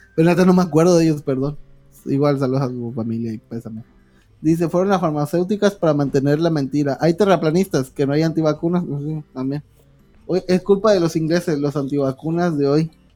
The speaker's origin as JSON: {"language": "Spanish", "country": "Mexico", "said": "todos los mexicanos tenemos esa madre"}